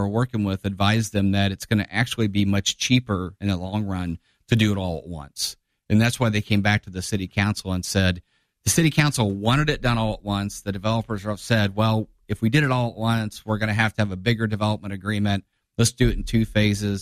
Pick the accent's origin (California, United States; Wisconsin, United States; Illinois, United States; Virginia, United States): Illinois, United States; Divernon; now in Springfield, United States; I grew up in Diver, but Springfield's my hometown